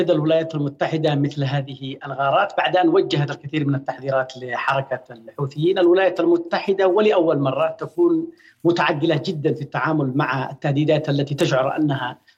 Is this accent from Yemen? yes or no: yes; Yemen; لكن من وجهه نظرنا نحن كيمنيين نعرف الجماعه